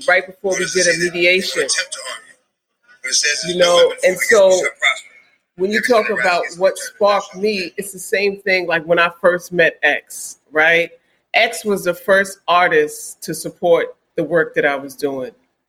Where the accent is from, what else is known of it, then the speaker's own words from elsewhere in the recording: New York City, New York, United States; I grew up in Queens